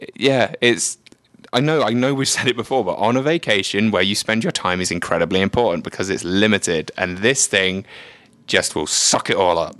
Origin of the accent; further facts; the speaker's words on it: England, United Kingdom; moved away; I grew up in England, in the United Kingdom.